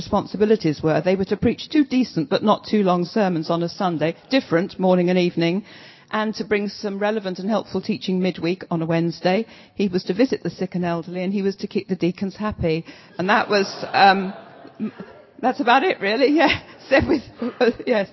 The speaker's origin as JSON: {"language": "English", "region": "London", "country": "United Kingdom", "also_born_or_lived": "Southampton / Brighton", "moved": "as an adult", "said": "Southampton to me as a Londoner through and through felt like a foreign country"}